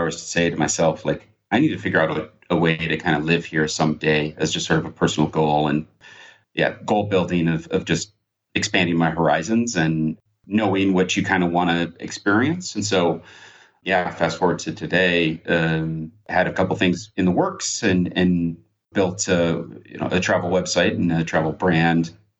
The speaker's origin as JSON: {"language": "English", "town": "Minneapolis", "region": "Minnesota", "country": "United States", "moved": "as an adult", "lives_now": "Amsterdam, Netherlands", "said": "originally I'm from Minnesota, from Minneapolis."}